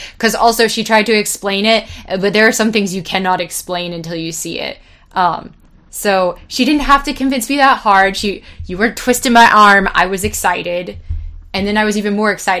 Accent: California, United States; I'm from California

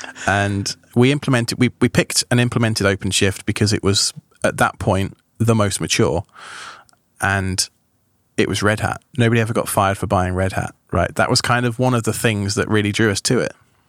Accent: New York, United States; born there; I'm a dual citizen, so I have both British because of my parents, but I was born here in America.

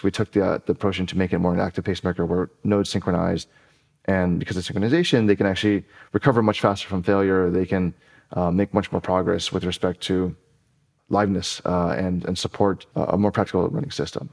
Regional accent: Honolulu, Hawaii, United States; moved away as an adult; also born or lived in Evanston, Illinois; I was born and raised in Honolulu, Hawaii

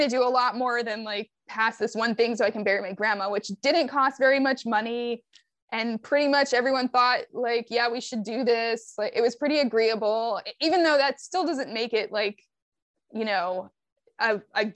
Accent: Maryland, United States; I'm from Maryland

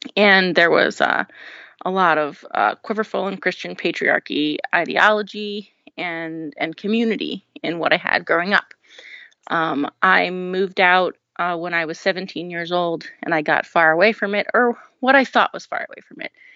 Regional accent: New Orleans, Louisiana, United States; I grew up in New Orleans um, as the oldest in a family of 10 children.

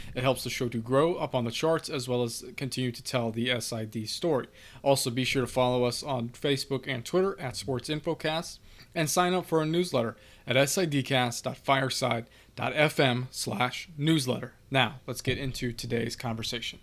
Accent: Indiana, United States; from my hometown here in Indiana

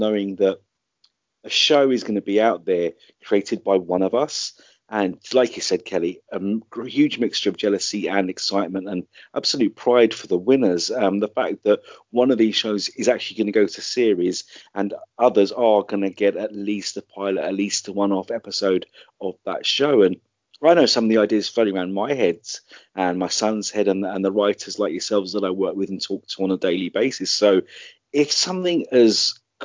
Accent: United Kingdom; being a Brit and being based here

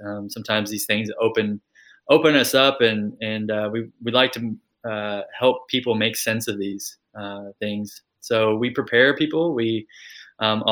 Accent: Kentucky, United States; also born or lived in California; I grew up in the United States, if you can't tell from the accent. So I grew up in Kentucky and also California.

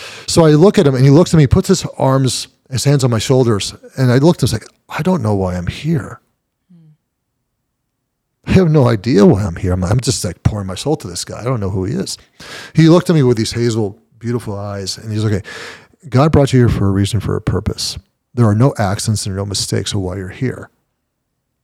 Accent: California, United States; English is a second language; moved away as an adult; I'm a kid from Cali. I'm a kid from the border

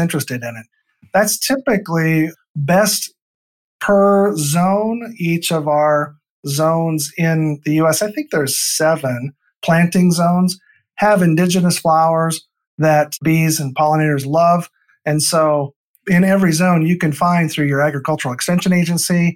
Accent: Northeast Iowa, United States; grew up on a farm in Northeast Iowa

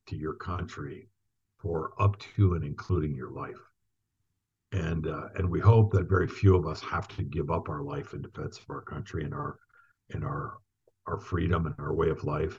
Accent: Northern United States, United States; also born or lived in Frankfurt; I'm from the Northern United States.

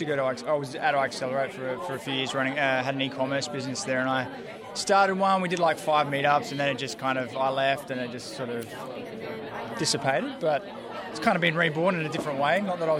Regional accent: Adelaide, South Australia, Australia; also born or lived in Sydney; now in Wollongong, Australia; I'm from Adelaide, actually.

